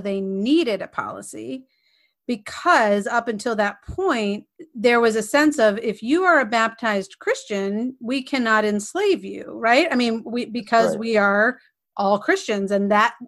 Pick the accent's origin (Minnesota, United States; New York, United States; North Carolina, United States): North Carolina, United States; Edenton; growing up in Edenton, North Carolina, which was a small and functionally segregated town